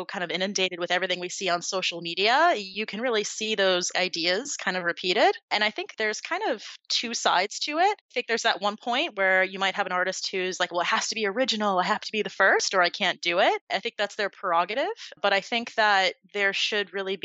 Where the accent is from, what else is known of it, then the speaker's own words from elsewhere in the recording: Point Pleasant, New Jersey, United States; now in South Florida, United States; originally born and raised in Point Pleasant, New Jersey